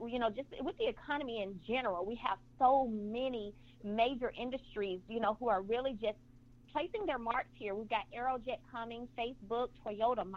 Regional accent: Brundidge, Alabama, United States; moved away as an adult; now in Huntsville, United States; I'm from a very, very small town called Brundage, Alabama

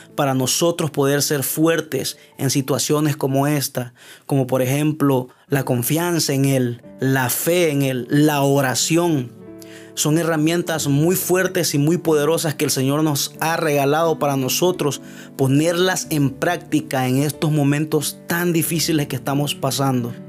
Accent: Honduras; mi país Honduras

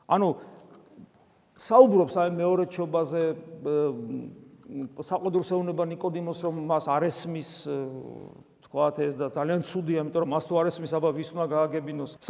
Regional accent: Georgia

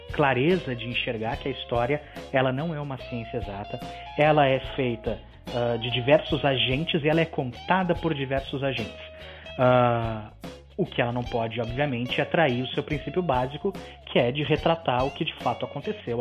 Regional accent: Rio Grande do Sul, Brazil; eu sou do Rio Grande do Sul, dei aula no Rio Grande do Sul

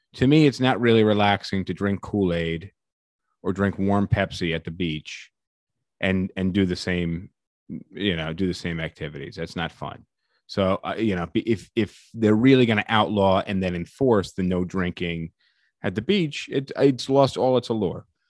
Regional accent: United States; as an American

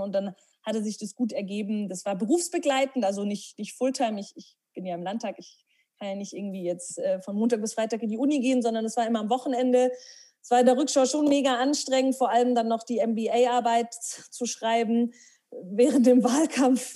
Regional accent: Herrsching am Ammersee, Bavaria, Germany; now in Munich, Germany; ich bin in Hersching am Ammersee aufgewachsen

